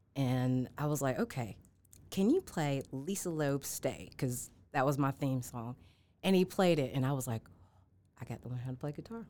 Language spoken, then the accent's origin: English; Charlotte, North Carolina, United States; also born or lived in Atlanta, Georgia / Milledgeville, Georgia / Savannah, Georgia; now in Augusta, United States; born and raised in Charlotte, North Carolina